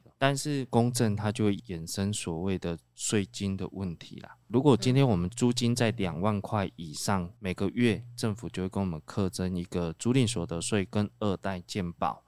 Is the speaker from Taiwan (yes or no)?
yes; Taiwan; 我们台湾人就是比较传统